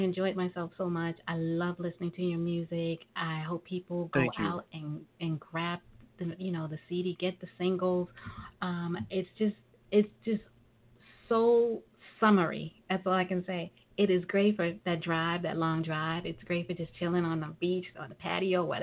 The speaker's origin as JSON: {"language": "English", "town": "New York City", "region": "New York", "country": "United States", "tie": "born or raised there", "said": "I was born and raised in New York, but my family's from the South as well"}